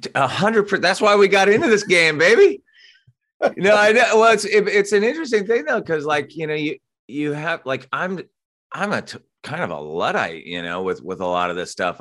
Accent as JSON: {"language": "English", "town": "Santa Barbara", "region": "California", "country": "United States", "tie": "born or raised there", "moved": "yes", "lives_now": "Los Angeles, United States", "said": "I grew up in Santa Barbara, so a little bit north of L"}